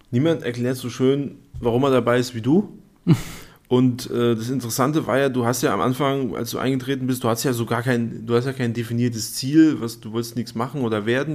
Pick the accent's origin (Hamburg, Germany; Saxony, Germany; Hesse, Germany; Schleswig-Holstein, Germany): Hesse, Germany; Darmstadt; gebürtiger Darmstädter und ja, auch fest mit äh, Darmstadt verwurzelt